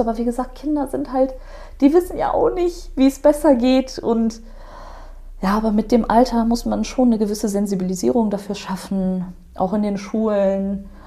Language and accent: German; Germany; bin in Deutschland geboren, ich bin hier aufgewachsen